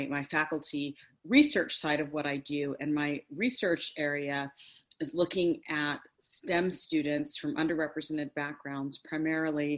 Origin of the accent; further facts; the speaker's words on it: Cerritos, California, United States; also born or lived in Princeton, New Jersey; I'm born and raised in Cerritos, California